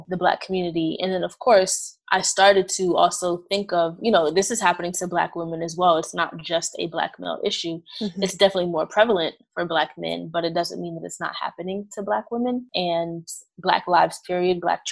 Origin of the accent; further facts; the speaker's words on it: New York City, New York, United States; now in Maryland, United States; I am originally from Brooklyn, New York, but I'm currently practicing in Maryland